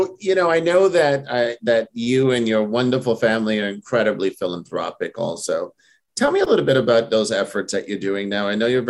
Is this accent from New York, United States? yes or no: yes; New York, United States; I'm born and raised in New York